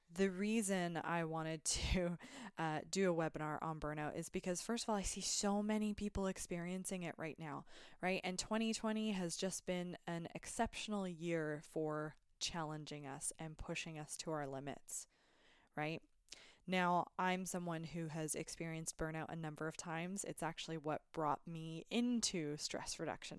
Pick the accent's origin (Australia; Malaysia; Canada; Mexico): Canada; I'm a Canadian